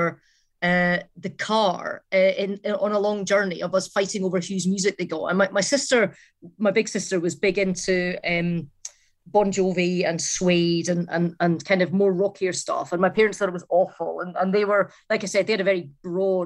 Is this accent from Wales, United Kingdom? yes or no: no; the Borders, Scotland, United Kingdom; My parents were Glaswegian. I grew up in the Borders